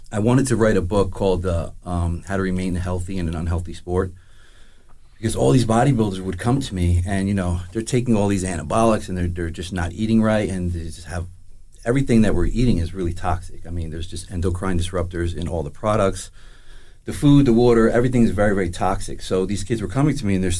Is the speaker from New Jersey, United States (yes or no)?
yes; Howell, New Jersey, United States; I'm a local guy. I grew up in Howell, Freehold area. Kind of a gypsy, though, to be honest with you. I just bounced around all over New Jersey.